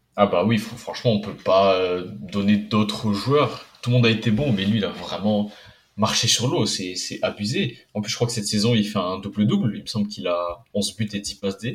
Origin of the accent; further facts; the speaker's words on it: Poland; en tant que Polonais